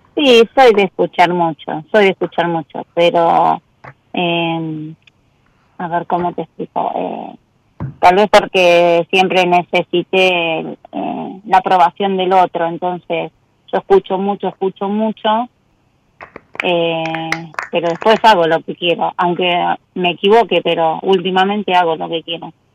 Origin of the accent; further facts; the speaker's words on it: Argentina; Soy de Casero